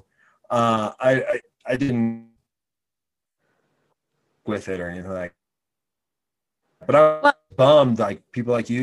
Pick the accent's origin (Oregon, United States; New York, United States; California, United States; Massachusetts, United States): Oregon, United States; moved away; I was in Boy Scouts growing up in Oregon, moved here